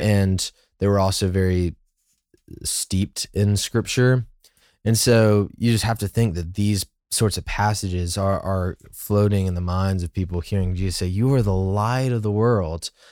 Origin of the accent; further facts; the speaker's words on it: United States; an American who, you know, like, I've grown up